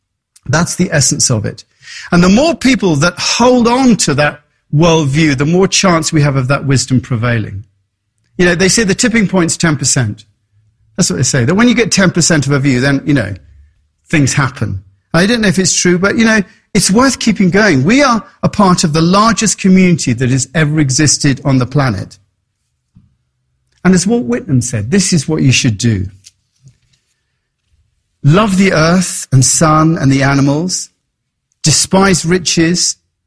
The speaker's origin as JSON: {"language": "English", "region": "England", "country": "United Kingdom", "moved": "yes", "said": "And that's why I came from England to be in that environment."}